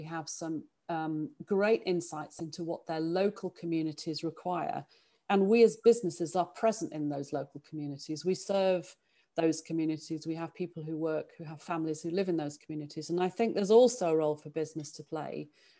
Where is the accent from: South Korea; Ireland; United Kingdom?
United Kingdom; Sheffield, Yorkshire and the Humber; moved away as an adult; I was born and brought up in Sheffield